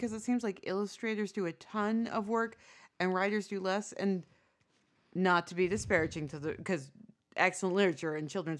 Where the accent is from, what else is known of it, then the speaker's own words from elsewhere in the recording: United States; born there; I was born in 83 in America.